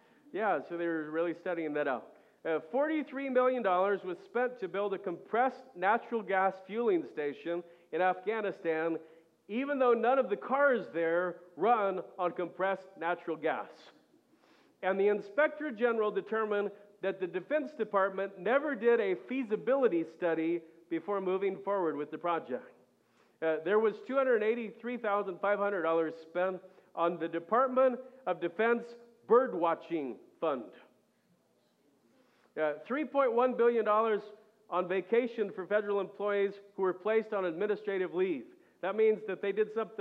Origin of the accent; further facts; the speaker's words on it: United States; as an American